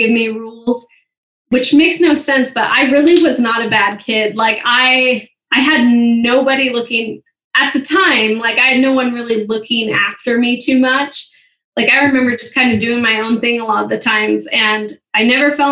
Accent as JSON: {"language": "English", "town": "St. Helens", "region": "Oregon", "country": "United States", "tie": "born or raised there", "also_born_or_lived": "Memphis, Tennessee / Portland, Oregon", "moved": "as an adult", "lives_now": "Utah, United States", "said": "I grew up in, I say Portland, Oregon, but it's called St. Helens"}